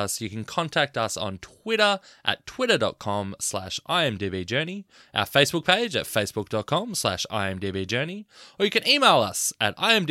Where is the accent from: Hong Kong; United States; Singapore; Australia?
Australia